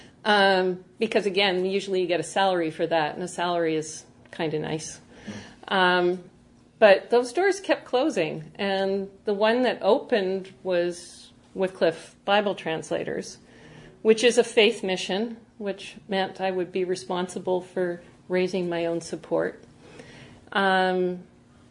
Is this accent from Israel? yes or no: no; Winnipeg, Manitoba, Canada; also born or lived in Vancouver; now in Burkina Faso; I was born in Winnipeg